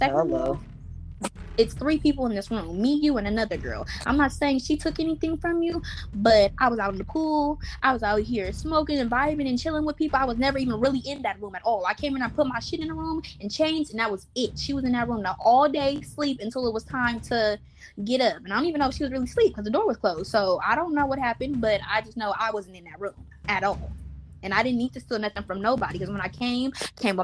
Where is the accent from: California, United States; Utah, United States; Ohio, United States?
California, United States; Los Angeles; I'm young, but I'm from South Central.